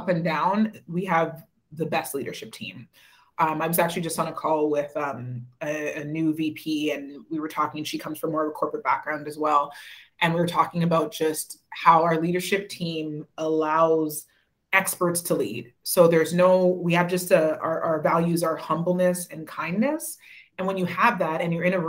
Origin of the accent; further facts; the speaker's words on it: Winnipeg, Manitoba, Canada; moved away as an adult; also born or lived in Toronto; I grew up in Winnipeg, moved to Toronto